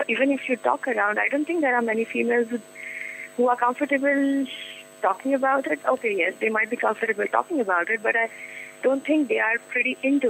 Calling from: Mumbai, Maharashtra, India; I'm calling from Mumbai.

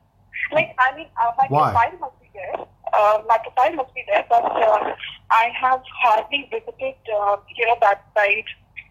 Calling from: Delhi, India; I'm calling from Delhi.

